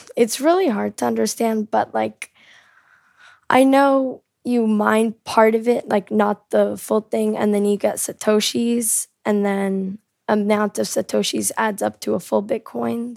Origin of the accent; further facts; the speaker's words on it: South Korea; also born or lived in California, United States; I'm from America. I was born in California, but I lived most of my life in South Korea.